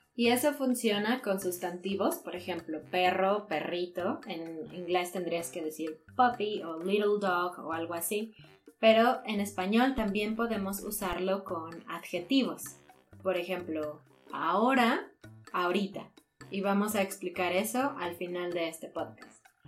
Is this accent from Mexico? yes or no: yes; Mexico; nosotros como ciudadanos mexicanos